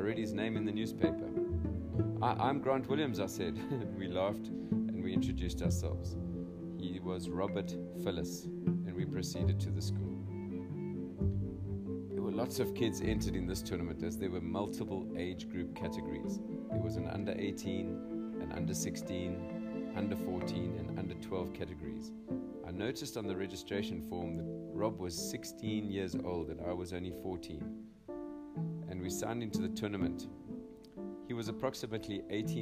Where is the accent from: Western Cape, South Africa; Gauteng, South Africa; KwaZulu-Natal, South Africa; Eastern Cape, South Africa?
Western Cape, South Africa; Cape Town; Growing up in Cape Town, South Africa, I was fortunate enough to have a family membership at Bergvliet Tennis Club